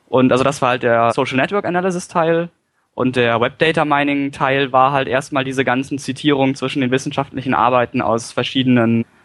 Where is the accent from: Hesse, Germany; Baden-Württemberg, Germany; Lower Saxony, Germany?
Lower Saxony, Germany; Lüneburg; ich hatte damals eine Website zu meiner Heimatstadt, also Lüneburg.